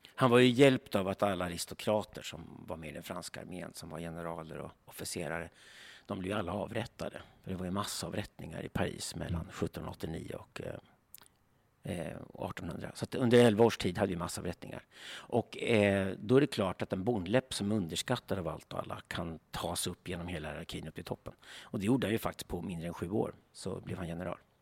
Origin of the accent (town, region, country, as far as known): Sweden